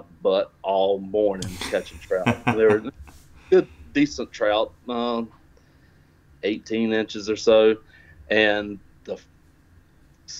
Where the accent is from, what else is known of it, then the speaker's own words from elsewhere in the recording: Lumberton, North Carolina, United States; originally from Lumberton, North Carolina